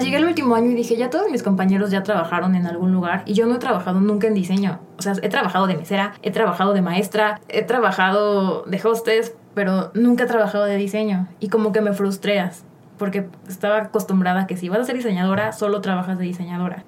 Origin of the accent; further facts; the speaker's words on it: Cancún, Quintana Roo, Mexico; now in Mexico City, Mexico; Pues soy de la Ciudad de México, pero desde chiquita me fui a Cancún, como a los seis años. Ah, Entonces ya creo que soy como, si digo que soy chilanga sería fake, porque creo que soy más de Cancún que de mm. aquí. Ahí viví toda mi vida